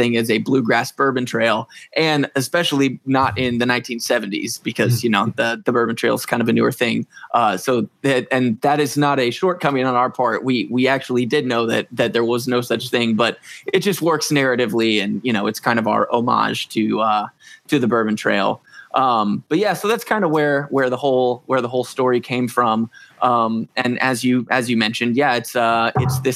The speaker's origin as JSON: {"language": "English", "region": "Southern Indiana", "country": "United States", "said": "We're both actually from Southern Indiana, so we're kind of like right on the fringes of, you know, bourbon country."}